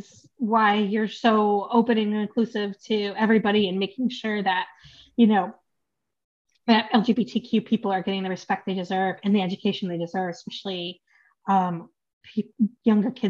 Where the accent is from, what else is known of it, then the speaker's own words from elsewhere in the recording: United States; No, I'm American, but uh, Polish and Chinese.